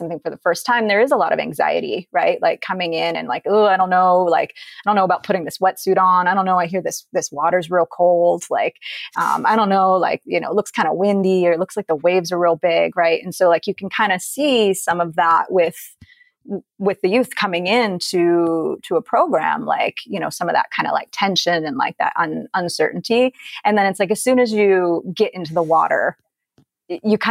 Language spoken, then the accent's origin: English; Dover, Delaware, United States; I grew up in Delaware, born and raised